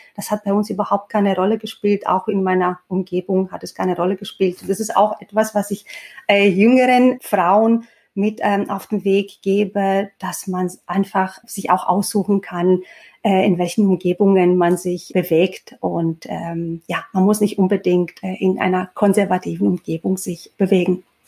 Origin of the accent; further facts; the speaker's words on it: Greece; moved away; Ich bin tatsächlich in Griechenland aufgewachsen